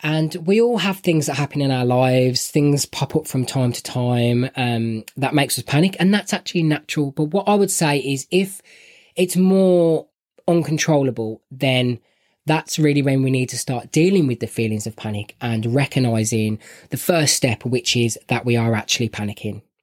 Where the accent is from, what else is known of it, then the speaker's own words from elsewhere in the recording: Birmingham, West Midlands, United Kingdom; I'm from Birmingham and my accent is terrible.